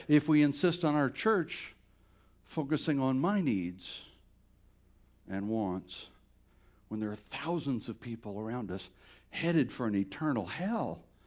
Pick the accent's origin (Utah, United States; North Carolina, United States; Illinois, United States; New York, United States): North Carolina, United States; Bladenboro; moved away; Bladinboro's a little town of a thousand people, southeast corner of, of North Carolina